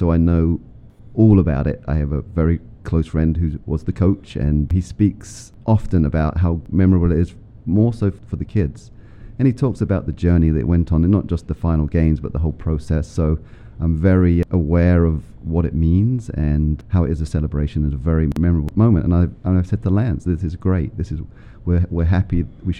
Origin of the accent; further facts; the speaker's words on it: England, United Kingdom; moved away as an adult; also born or lived in United States; now in Springfield, United States; I'm not from the U.S. I'm from England originally and lived in the U.S. for 30 years now.